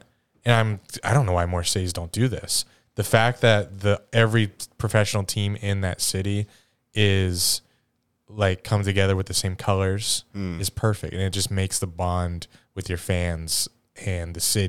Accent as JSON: {"language": "English", "town": "Pittsburgh", "region": "Pennsylvania", "country": "United States", "said": "It's like, yeah, we're from Pittsburgh."}